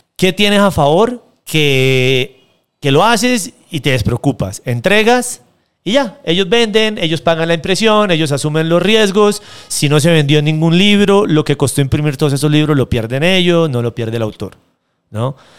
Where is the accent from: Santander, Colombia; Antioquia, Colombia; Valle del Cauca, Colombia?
Santander, Colombia; de donde yo vengo, en Santander